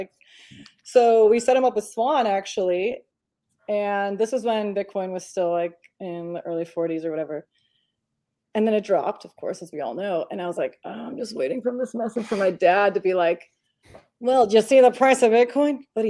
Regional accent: Romania; I'm from Romania, born in Romania.

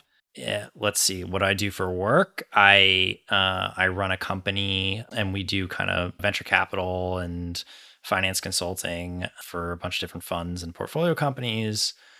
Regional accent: Northeast, United States; Yeah. I grew up in the Northeast. I moved around a lot as a kid.

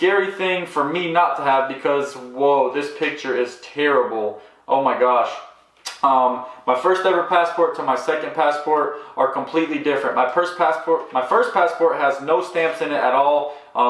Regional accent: United States; growing up, I mean, I grew up here in America

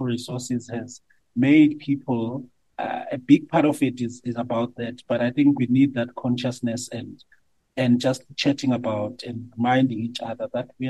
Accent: Francistown, Botswana; So we grew up in Francistown, Botswana.

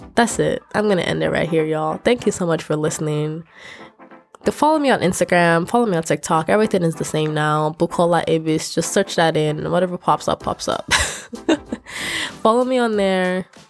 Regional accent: Nigeria; now in United States; I'm Nigerian, but I'm also Yoruba and I'm also I, I'm also Ishan

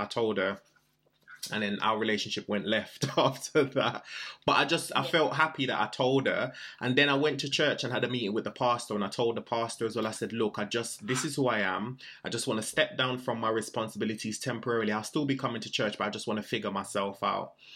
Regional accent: Jamaica; I was born in Jamaica.

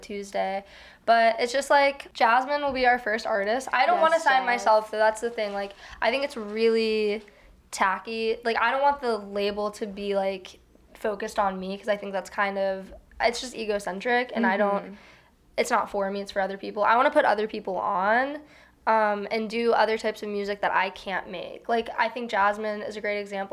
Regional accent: Houston, Texas, United States; moved away as an adult; also born or lived in Chicago suburbs, Illinois / Chicago, Illinois; now in New York, United States; I was born in the suburbs of Chicago, but I was raised in Houston, Texas.

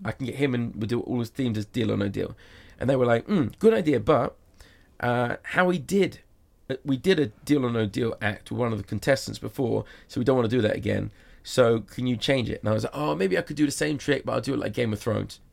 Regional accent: England, United Kingdom; now in Las Vegas, United States; I'm English

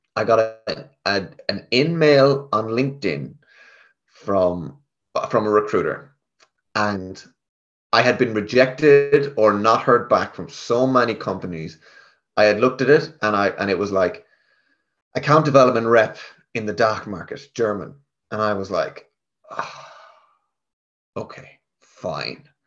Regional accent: Galway, Connacht, Ireland; now in Dublin, Ireland; I'm from Galway I'm from the west of Ireland I came up to Dublin

